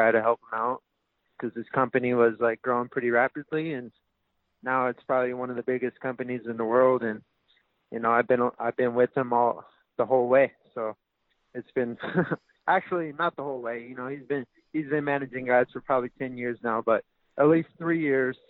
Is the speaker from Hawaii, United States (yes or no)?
yes; Haleiwa, Hawaii, United States; a small town kid who grew up, you know, in Haleiwa